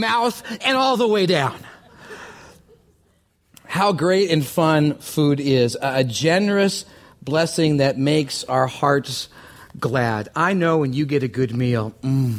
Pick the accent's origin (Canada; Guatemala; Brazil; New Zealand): Canada; I'm from Canada